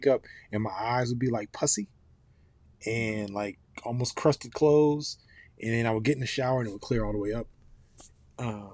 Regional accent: Ohio, United States; now in Atlanta, United States; I grew up in Ohio, but I've been coming to Atlanta since I was about five

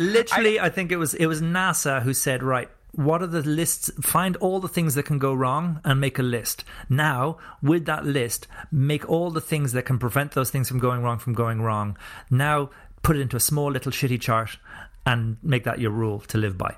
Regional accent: Ireland; also born or lived in New Zealand

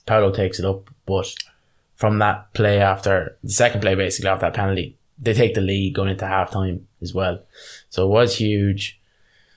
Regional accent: Ireland; We're Irish, so we come from kind of union backgrounds

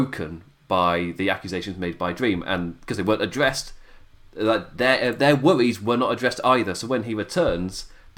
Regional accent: England, United Kingdom; an Englishman

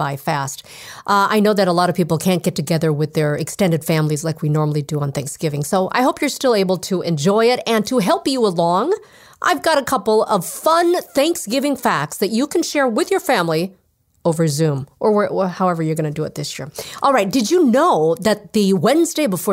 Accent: Minnesota, United States; my home state of Minnesota

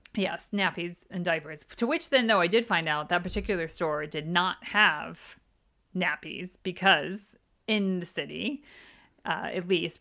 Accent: Midwest, United States; moved away as an adult; now in United Kingdom; we're from the Midwest

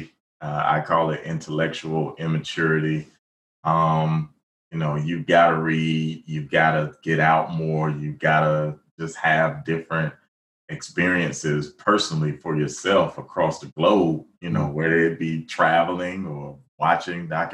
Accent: Alabama, United States; when I was young growing up in Alabama

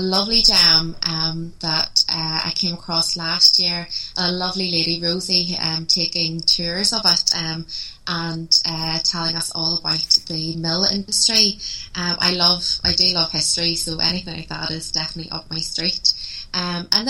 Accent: Belfast, Northern Ireland, United Kingdom; Belfast is my hometown

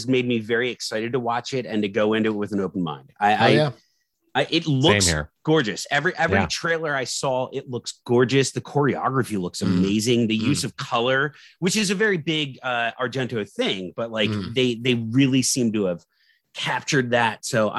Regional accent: Maryland, United States; growing up in Maryland and living in haunted woods. Yeah. I'm telling you right now, I lived in haunted woods

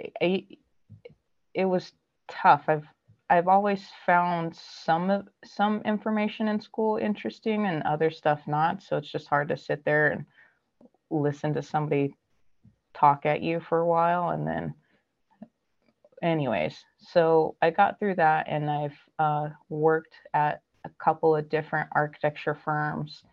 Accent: Southern California, United States; born and raised in Southern California

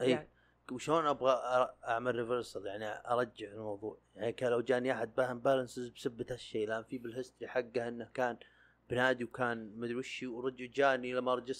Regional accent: Sakaka, Al Jawf Province, Saudi Arabia

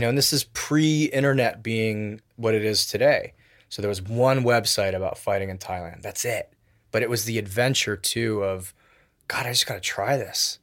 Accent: Wilton, Connecticut, United States; also born or lived in Tokyo, Japan; grew up in Connecticut. with a five-year stint from age, from fifth grade to tenth grade in Tokyo, and then back to Connecticut

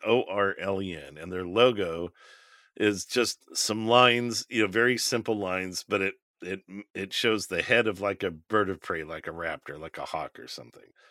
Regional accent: United States; we're American

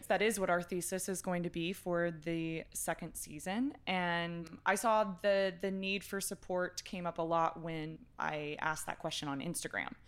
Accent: Texas, United States; I'm a Texan

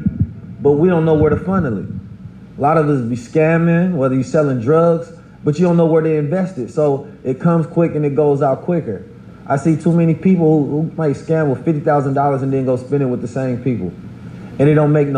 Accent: Oakland, California, United States; I grew up in Oakland, California

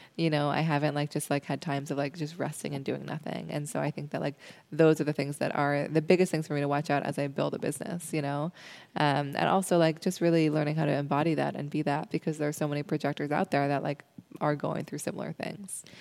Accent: Seattle, Washington, United States; I grew up in Seattle

